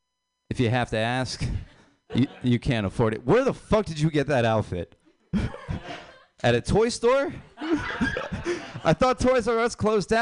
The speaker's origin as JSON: {"language": "English", "country": "Ireland"}